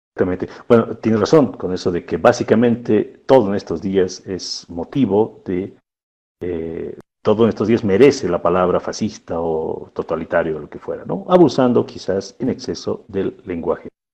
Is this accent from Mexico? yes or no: no; Bolivia